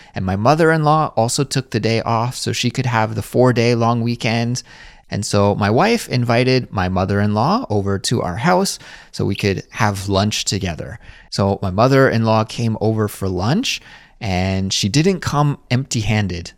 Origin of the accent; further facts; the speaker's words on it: Kelowna, British Columbia, Canada; moved away as an adult; now in Seoul, South Korea; my hometown, which For those of you who don't know, is called Kelowna, British Columbia, Canada.